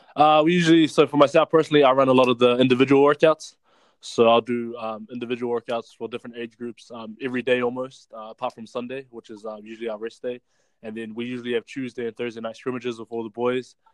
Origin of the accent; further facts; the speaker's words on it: Auckland, New Zealand; growing up in Glen Innes, it's like a real blue collar town